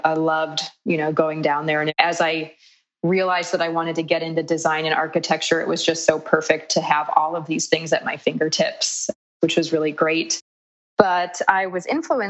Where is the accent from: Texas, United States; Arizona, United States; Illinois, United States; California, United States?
Illinois, United States; Chicago; moved away as an adult; also born or lived in Milwaukee, Wisconsin; growing up in Chicago and the childhood